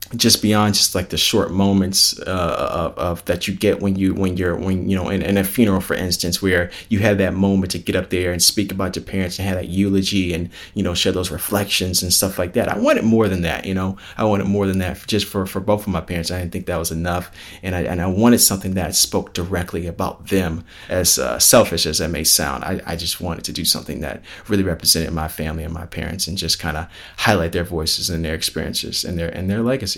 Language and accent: English; Palos Hills, Illinois, United States; us growing up and stuff like that, out in Palos Hills